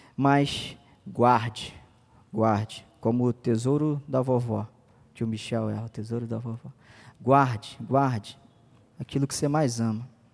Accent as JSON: {"language": "Portuguese", "country": "Brazil", "said": "A gente é brasileiro"}